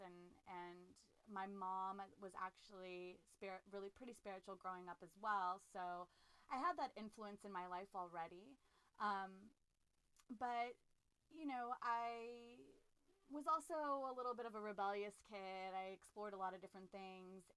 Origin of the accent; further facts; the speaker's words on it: Los Angeles, California, United States; I am a LA native, born and raised in Los Angeles, California.